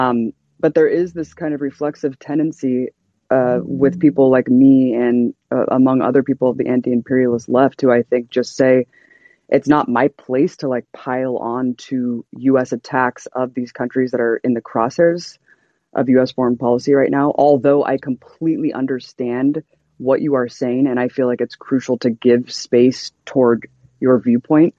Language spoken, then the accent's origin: English; United States; I am an American citizen.